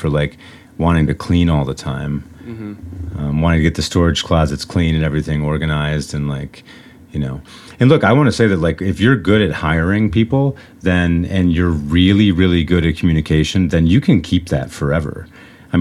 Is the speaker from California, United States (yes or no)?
no; Michigan, United States; growing up in Michigan with the automobile industry